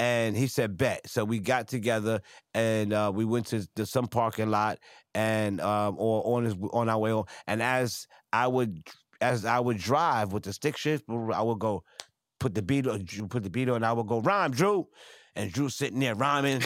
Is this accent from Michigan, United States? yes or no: no; New York City, New York, United States; I'm from Franklin, I'm from Crown Heights